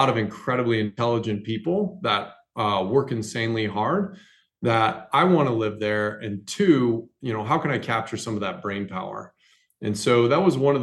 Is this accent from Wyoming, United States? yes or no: yes; Wyoming, United States; moved away as an adult; also born or lived in Tulsa, Oklahoma / California / Chicago / Baltimore; now in Rapid City, United States; I grew up in Wyoming, went to school at the School of Mines here in Rapid.